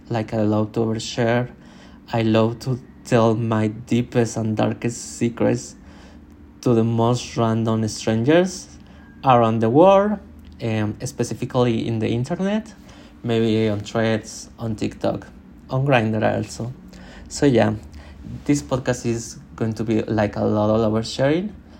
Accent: Mexico; English is a second language; I was born in Mexico and my family literally gave me no English cultural music

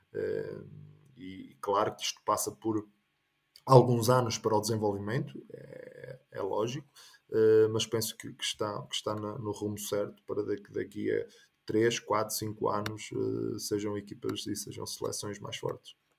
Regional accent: Arouca, Norte, Portugal; moved away as an adult; now in Finland; Eu sou natural de, de Arouca

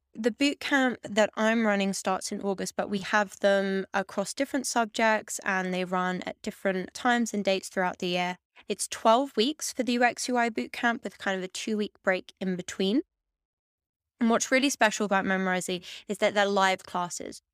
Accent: London, United Kingdom; moved away as an adult; now in Amsterdam, Netherlands; I grew up in Hackney, in East London

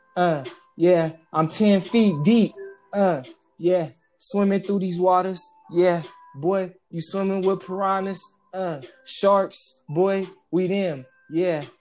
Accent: Stockton, California, United States; also born or lived in Las Vegas, Nevada; I was born in Las Vegas, raised in Stockton

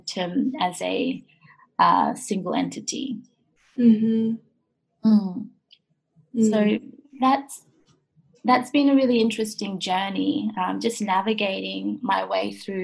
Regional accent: Australia; also born or lived in Japan; I was born in Japan and I lived there until I was 8 years old. And then I came to Australia

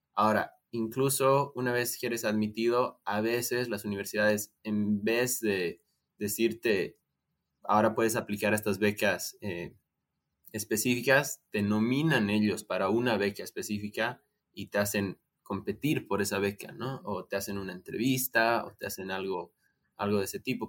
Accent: Bolivia; Nosotros somos de Bolivia

